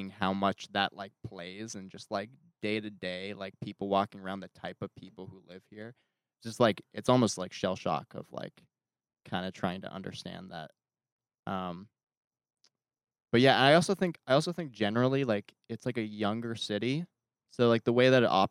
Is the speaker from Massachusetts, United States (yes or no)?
yes; Boston, Massachusetts, United States; moved away as an adult; now in Los Angeles, United States; I grew up around Boston, so, you know, my family's there